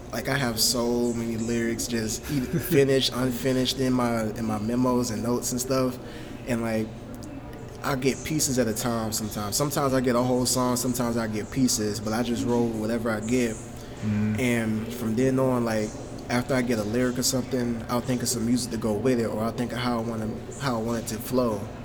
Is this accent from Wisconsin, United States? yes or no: no; Augusta, Georgia, United States; I grew up in Augusta. Been here my whole life.